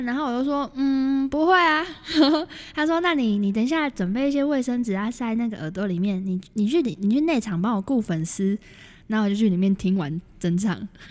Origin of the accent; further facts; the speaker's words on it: Taoyuan, Taiwan; 我是桃园人，然后桃园就很无聊啊